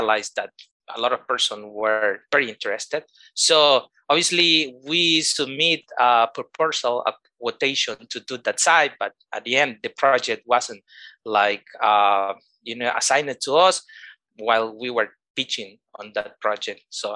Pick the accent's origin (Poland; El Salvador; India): El Salvador; I am from El Salvador, living here in San Salvador, which is the capital of El Salvador